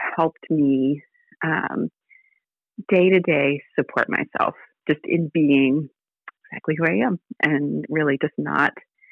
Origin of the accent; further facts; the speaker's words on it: Virginia, United States; now in Alabama, United States; I live in Alabama, but I was born in Virginia.